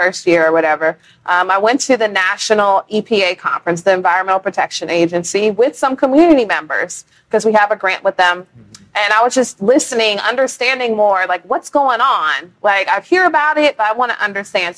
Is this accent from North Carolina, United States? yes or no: no; Bay Area, California, United States; moved away as an adult; also born or lived in Houston; I'm originally from California, from the Bay Area.